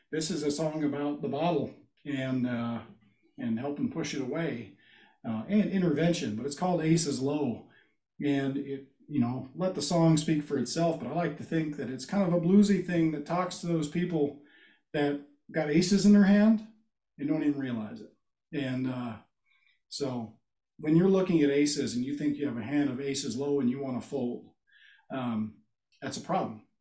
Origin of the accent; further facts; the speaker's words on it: Pacific Northwest, United States; now in Midwest, United States; a Pacific Northwesterner by heart, so uh, I am a salmon fan.